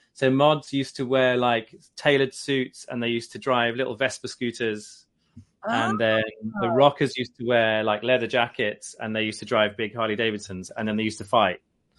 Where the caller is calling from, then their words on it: Brighton, South East England, United Kingdom; So I am in, today I can say it's sunny Brighton. So Brighton is on the south coast, like an hour south of London.